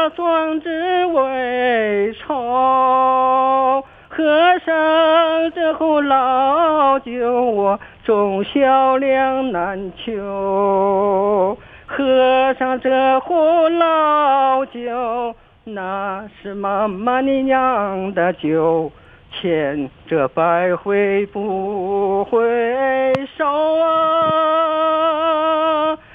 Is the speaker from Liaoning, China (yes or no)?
yes; Dalian, Liaoning, China; now in Dalian Development Zone, China; 我老家就是金浦新区的